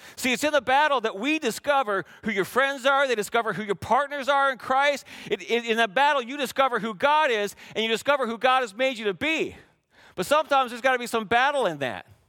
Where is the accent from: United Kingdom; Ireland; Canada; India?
Canada; we had great candy growing up in Canada